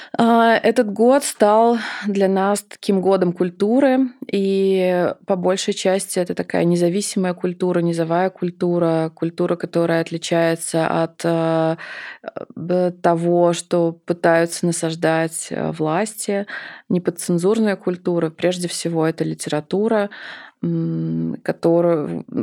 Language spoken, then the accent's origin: Russian; Samara, Samara Oblast, Russia; moved away as an adult; now in Moscow, Russia